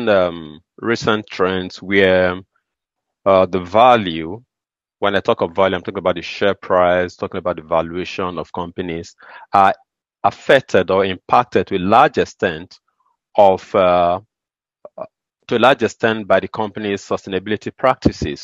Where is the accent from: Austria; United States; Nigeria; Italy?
Nigeria; I am from Nigeria